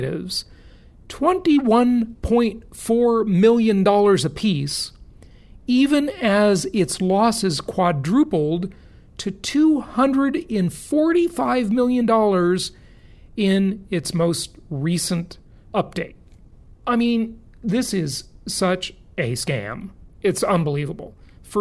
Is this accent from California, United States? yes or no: yes; Los Angeles, California, United States; moved away; my hometown. I grew up there